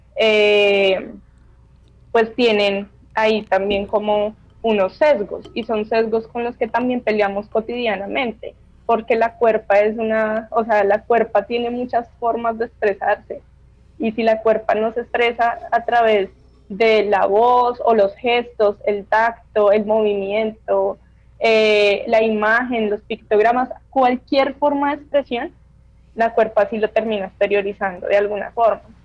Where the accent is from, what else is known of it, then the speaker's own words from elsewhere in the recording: Bogotá, Colombia; Yo finalmente soy una mujer bogotana